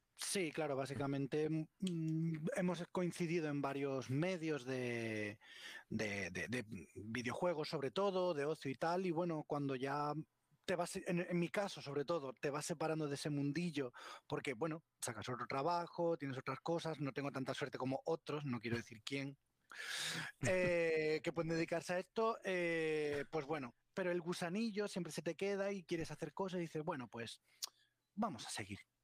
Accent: Huelva, Andalusia, Spain; now in Barcelona, Spain; soy de Huelva y vivo en Barcelona

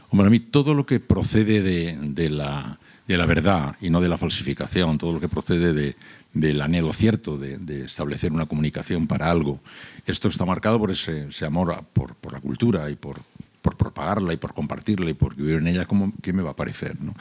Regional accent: San Sebastián, Basque Country, Spain; moved away; also born or lived in Seville; yo soy de San Sebastián, pero viví casi cinco años en Sevilla.

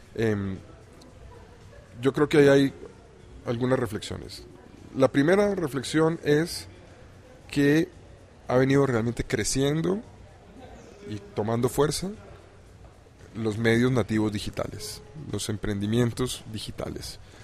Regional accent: Colombia; Soy colombiano.

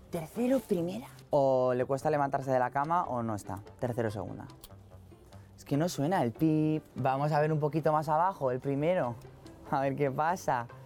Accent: Spain; Somos los españoles, los europeos más confiados y por lo tanto los más vulnerables a robos, timos y estafas.

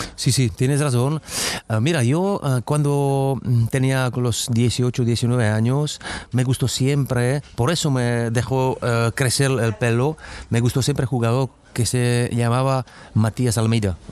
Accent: Czechia; Spanish is a second language; moved away as an adult; also born or lived in Madrid, Spain / Istanbul, Turkey; estoy jugando todavía en mi país, donde he crecido con los jugadores jóvenes

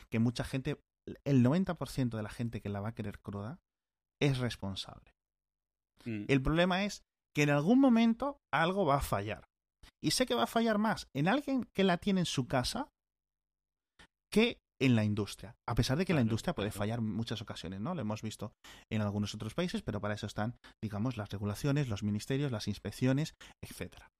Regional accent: Spain

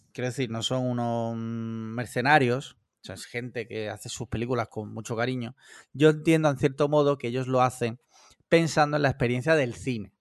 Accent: Spain; sí escucho la COPE porque soy español

